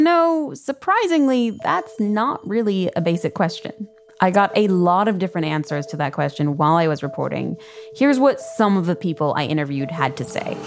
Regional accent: Chicago, Illinois, United States; I'm from Chicago

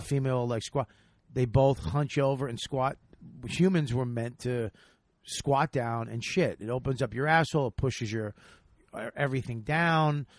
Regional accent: Boston, Massachusetts, United States; the Wilbur Theater in my hometown

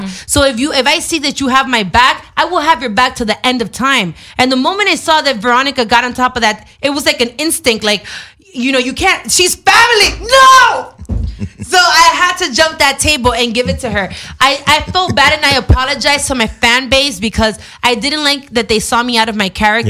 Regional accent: Dominican Republic; my culture or nationality, I'm Dominican

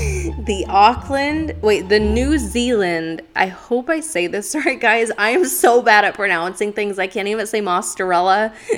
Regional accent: Philippines; I know this is real, like I'm from the Philippines, like this is a real

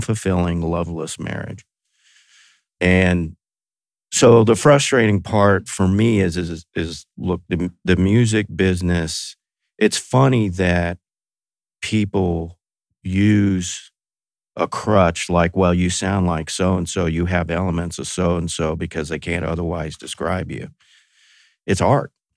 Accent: Texas, United States; I grew up in Texas

